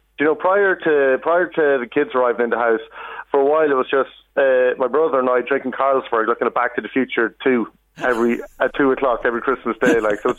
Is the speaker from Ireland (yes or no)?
yes; Kells, Leinster, Ireland; moved away; when I see mates from my hometown.